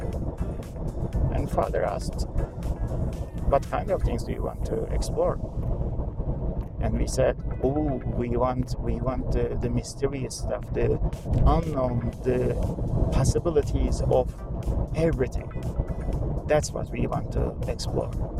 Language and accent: English; Canada; now in United States; I'm Canadian